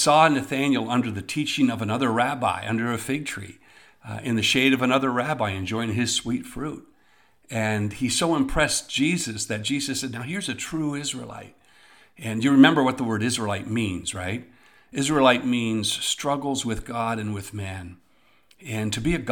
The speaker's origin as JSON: {"language": "English", "region": "Eastern Ontario", "country": "Canada", "tie": "born or raised there", "said": "when I was growing up in Eastern Ontario"}